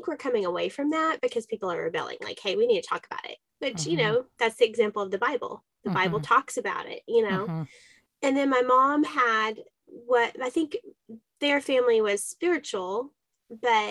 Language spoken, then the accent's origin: English; Dallas, Texas, United States; I went to public school in Dallas, Texas